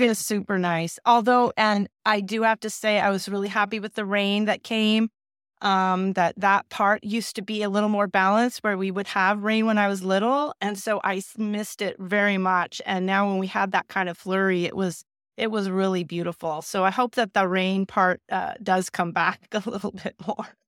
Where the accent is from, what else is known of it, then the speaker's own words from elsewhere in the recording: South Bay, Southern California, United States; also born or lived in Glendale, California; I moved to the South Bay, which is, you know, near, uh, L A X and Manhattan Beach and Palos Verdes, um, so that's really where I basically grew up